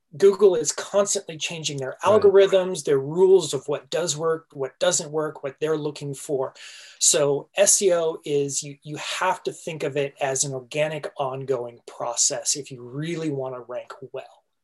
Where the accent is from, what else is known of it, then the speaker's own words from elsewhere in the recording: Southern California, United States; I grew up in Southern California